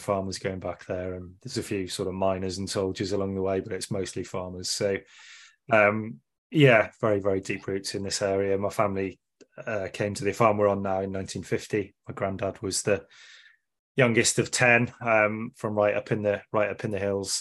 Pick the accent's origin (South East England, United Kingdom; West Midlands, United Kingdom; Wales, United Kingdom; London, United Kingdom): Wales, United Kingdom; Wrexham; born or raised there